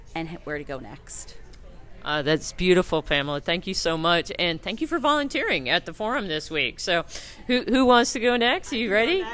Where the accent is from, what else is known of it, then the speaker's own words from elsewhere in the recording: Clifton Park, New York, United States; I am from Clifton Park, New York